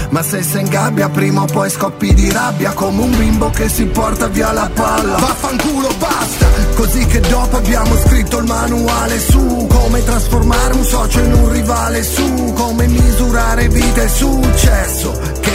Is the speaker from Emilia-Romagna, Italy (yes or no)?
yes; Sasso Marconi, Emilia-Romagna, Italy; Ciao a tutti … vengo da Sasso Marconi.